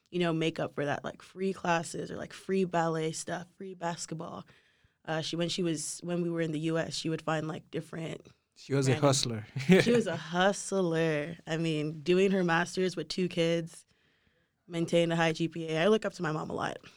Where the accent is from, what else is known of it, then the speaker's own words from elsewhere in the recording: Houston, Texas, United States; born there; So, I moved around a lot growing up. I was born in Houston